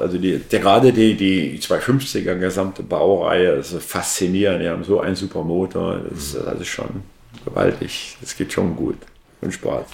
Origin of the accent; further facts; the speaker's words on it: Berlin, Germany; moved away; wir haben über Berlin gesprochen, wo ich herkomme